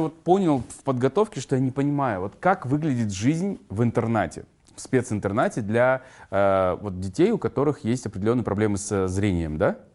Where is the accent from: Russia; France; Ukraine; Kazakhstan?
Kazakhstan; я из Казларды родом